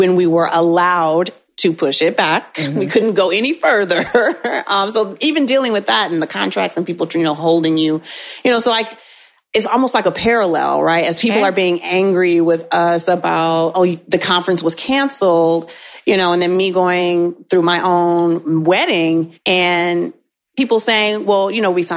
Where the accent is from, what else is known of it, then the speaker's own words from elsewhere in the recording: Michigan, United States; So I am from Michigan